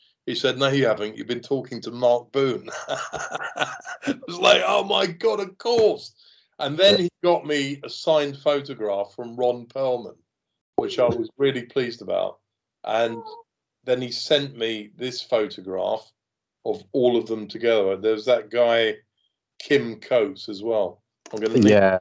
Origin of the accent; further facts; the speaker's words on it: London, United Kingdom; me growing up in London